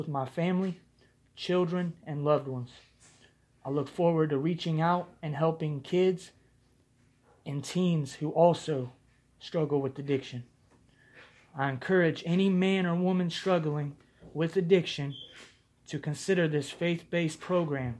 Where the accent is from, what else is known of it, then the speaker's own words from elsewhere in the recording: Marion, Ohio, United States; I was born and raised in Marion, Ohio